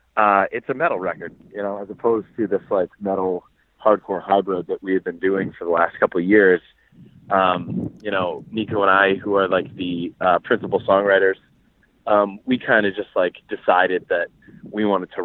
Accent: Boston, Massachusetts, United States; Yeah, I'm from Boston.

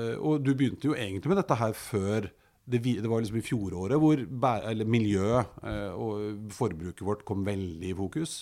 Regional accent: Oslo, Norway; jeg er jo fra Storo, ikke så innmari langt opp i høyre her, sånn. Og nede i Grefsenveien, da jeg var liten

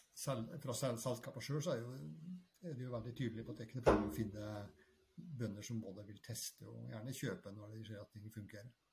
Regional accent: Trøndelag, Norway; now in Bærum, Norway; jeg er trønder, men eh, bosatt i eh, Bærum, på, på Rykken

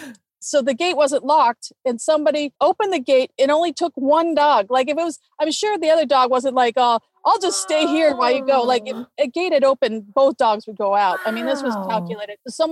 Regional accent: West Covina, California, United States; Actually, I grew up in West Covina, but it was right on the La Puente border. Not where anybody would know that, but very Hispanic.

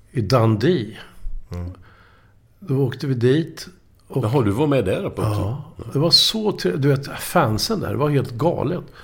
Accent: Linköping, Östergötland, Sweden; Jag kommer ju från Linköping. Jag var ju HFF-are eller, mm. eller, eller Snoka, Norrköping och sådär.

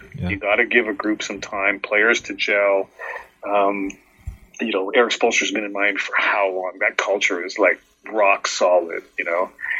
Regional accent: England, United Kingdom; born there; You know, both my parents were immigrants coming to Canada in the late 60s. You know, I was born in England, but you know, that's my ancestral home.

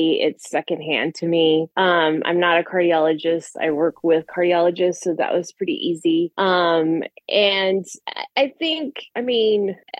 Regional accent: United States; I'm an American, so anything outside of our country seems like a good backdrop to use as a book for at least a selling point, you know.

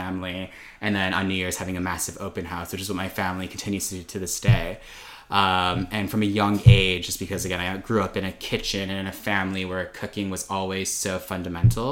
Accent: Chicago, Illinois, United States; born and raised in Chicago

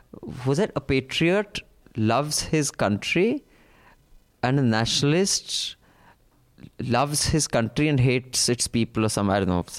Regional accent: Jammu and Kashmir, India; I'm from Jammu and Kashmir and we have no compulsory rural service here.

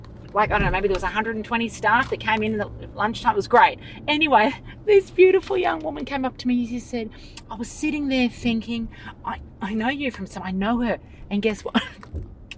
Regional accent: Sydney, New South Wales, Australia; I grew up on Bidjigal country, Darawal land out near La Perouse, Matraville

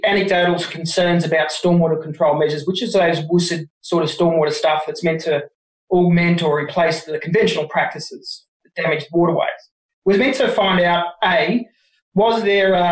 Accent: Wollongong, New South Wales, Australia; also born or lived in Jervis Bay; I was born in Wollongong, but I spent most of my time on school holidays hanging down at Jervis Bay

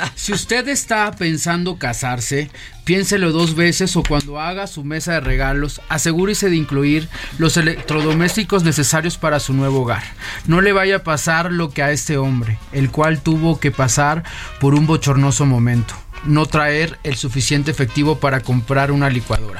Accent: Tabasco, Mexico; Tabasco, que es mi tierra

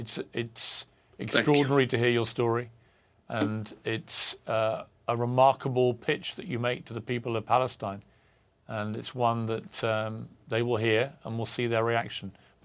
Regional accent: Ireland; Well, I'm Irish

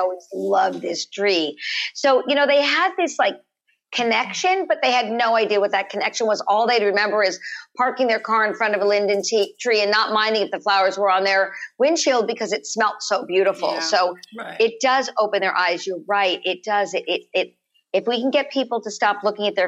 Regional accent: Los Angeles, California, United States; we live in the canyons when I was growing up in Los Angeles

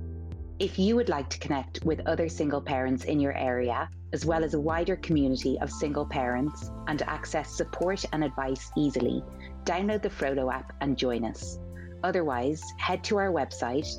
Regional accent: Ireland; it's my home country

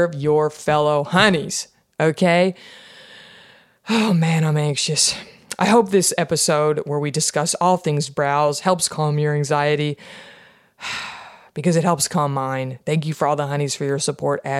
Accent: Texas, United States; my home state of Texas

